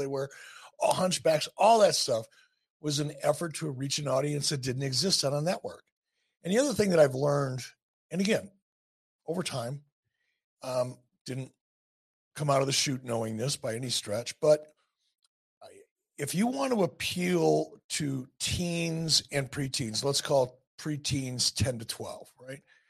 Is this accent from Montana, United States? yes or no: no; Detroit, Michigan, United States; I'm from Detroit. We live pretty much in the same neighborhood, close to it.